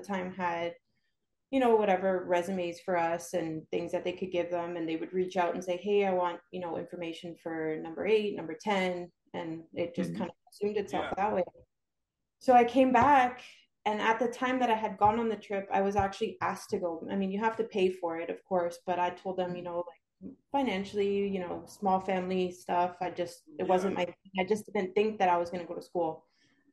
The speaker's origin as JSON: {"language": "English", "country": "Canada", "tie": "born or raised there", "moved": "as an adult", "lives_now": "Brownsville, United States", "said": "I'm actually from Canada, born and raised"}